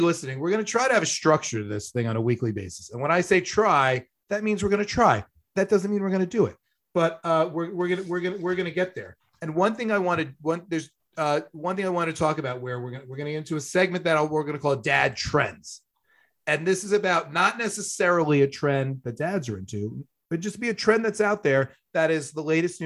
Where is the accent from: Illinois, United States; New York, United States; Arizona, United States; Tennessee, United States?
New York, United States; Long Island; also born or lived in Buffalo / Ohio; I was a Penn State fan growing up on Long Island